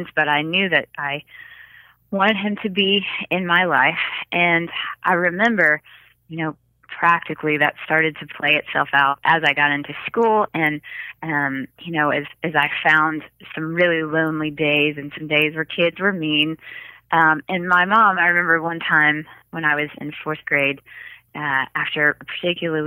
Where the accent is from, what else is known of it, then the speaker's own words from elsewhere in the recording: Jackson, Mississippi, United States; I grew up in Jackson, Mississippi